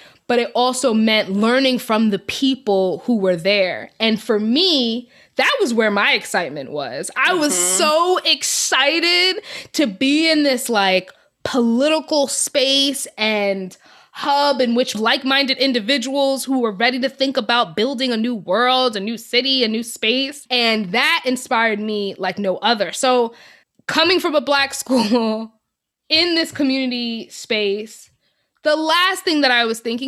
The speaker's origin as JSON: {"language": "English", "region": "New York", "country": "United States", "moved": "as an adult", "said": "I was this girl from New York, from the North, Christian"}